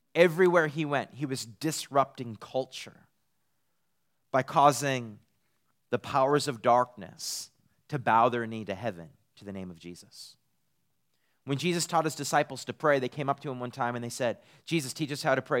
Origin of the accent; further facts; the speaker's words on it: Eastern Canada, Canada; moved away as an adult; also born or lived in Redding, California; now in Texas, United States; I'm from Eastern Canada